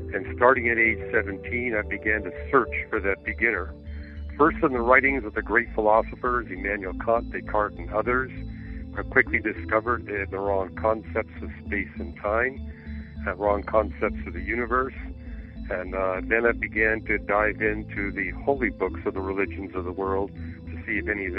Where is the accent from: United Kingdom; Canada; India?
Canada; moved away as an adult; I grew up in Canada. I was born, raised, and educated there